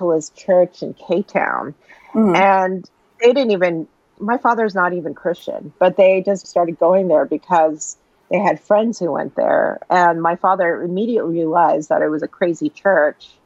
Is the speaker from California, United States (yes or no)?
yes; Los Angeles, California, United States; I was born in Koreatown, Los Angeles, and my parents moved around a bit, you know, in LA. We also lived for a little bit in Hacienda Heights and the Valley, and then the West Side